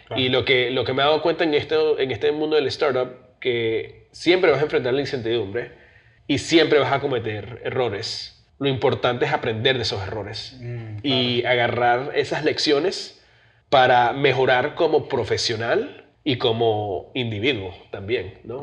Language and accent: Spanish; New Jersey, United States; also born or lived in Venezuela / New York; me crié en New Jersey